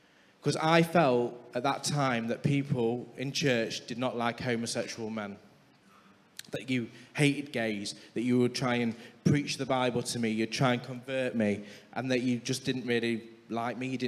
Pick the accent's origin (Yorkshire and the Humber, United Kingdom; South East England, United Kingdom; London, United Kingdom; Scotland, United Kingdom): Yorkshire and the Humber, United Kingdom; Scunthorpe; we're both from Sunny Scunny